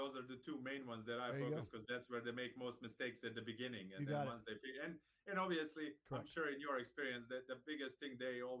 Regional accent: Serbia; moved away as an adult; also born or lived in Hammond, Louisiana / Florida; now in Atlanta, United States; I am from Serbia originally. I was born and raised there. I came to the States in 2000. On college scholarship, played tennis at Southeastern Louisiana University in Hammond, Louisiana.

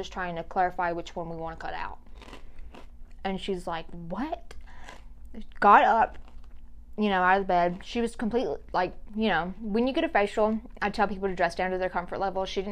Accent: Louisiana, United States; moved away; I'm from Louisiana, I ain't afraid. Some crazy stuff happens over there

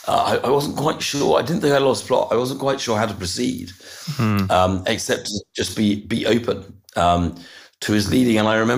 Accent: Brussels, Brussels-Capital Region, Belgium; I was born in Brussels, actually. It's a nice place to grow up. My father worked in a European context, and I lived there almost all my young life.

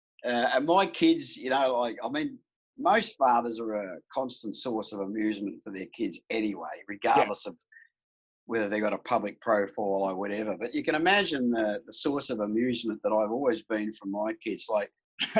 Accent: Melbourne, Victoria, Australia; I grew up in Melbourne in a place called Pasco Vale

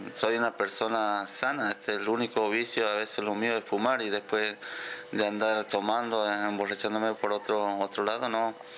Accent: Quimilí, Santiago del Estero, Argentina; moved away as an adult; also born or lived in Santa Fe / Entre Ríos; now in Santiago del Estero, Argentina; yo soy de Quimilí, eh, mis papás también eran de Quimilí

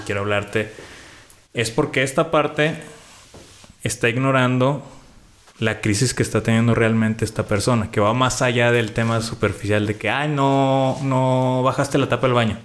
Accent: Mexico; nosotros como mexicanos pues ya tenemos un límite porque pues somos país tercermundista

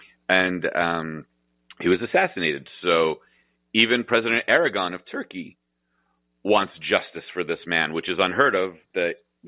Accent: United States; as an American

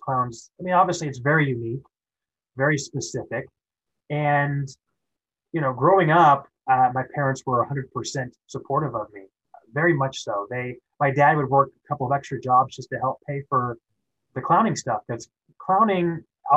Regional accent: Kansas City, United States; moved away as an adult; I grew up in Kansas City

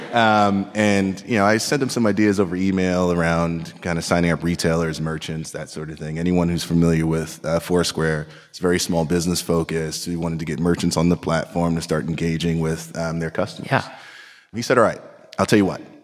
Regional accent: New York City, New York, United States; I grew up in Queens, New York, projects, welfare, bouts of homelessness

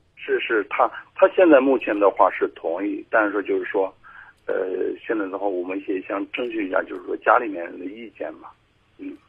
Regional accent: Anyang, Henan, China; now in Zhengzhou, China; 我家是那个就是安养的

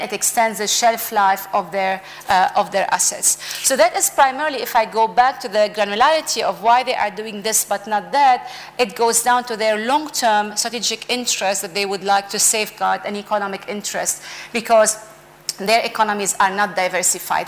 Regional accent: Lebanon; I come from Lebanon

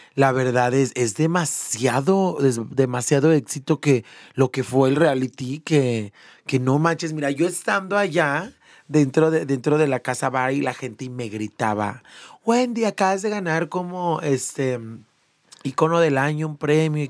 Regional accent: León, Guanajuato, Mexico; Yo soy de León, Guanajuato, originaria de León, Guanajuato. Allá nací, me encanta, amo León.

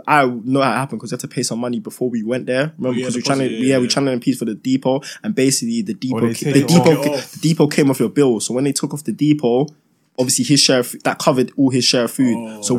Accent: Nigeria; now in United Kingdom; I say it should be a thing, but obviously, I'm Nigerian. We're all Nigerian.

